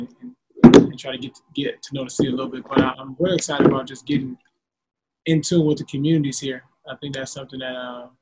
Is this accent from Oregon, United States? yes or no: no; Los Angeles, California, United States; growing up in Los Angeles